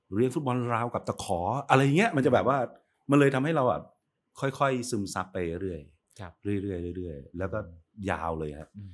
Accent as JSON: {"language": "Thai", "area": "Sam Ngao District", "region": "Tak", "country": "Thailand", "tie": "born or raised there", "said": "ผมโตที่อำเภอสามเงาจังหวัด"}